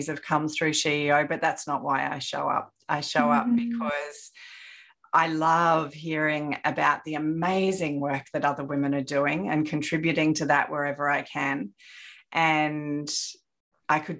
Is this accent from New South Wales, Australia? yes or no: yes; Sydney, New South Wales, Australia; moved away as an adult; now in Brisbane, Australia; on the North Shore